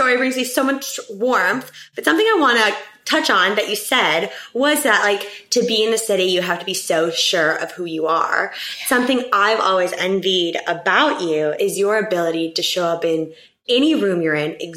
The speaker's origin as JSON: {"language": "English", "region": "Texas", "country": "United States", "tie": "born or raised there", "moved": "as an adult", "lives_now": "New York City, United States", "said": "I am through and through a Texan, born and raised."}